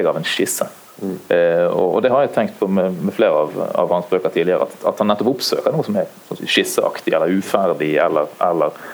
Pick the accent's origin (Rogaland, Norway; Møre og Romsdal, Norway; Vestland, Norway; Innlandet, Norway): Vestland, Norway; Bergen; Men, men, siden vi nå sitter i hvert fall tre bergensere her, kjøper dere denne